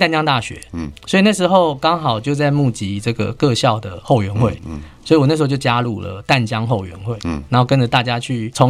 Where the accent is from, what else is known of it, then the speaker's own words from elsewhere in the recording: Taipei, Taiwan; 我小时候就住在西门町，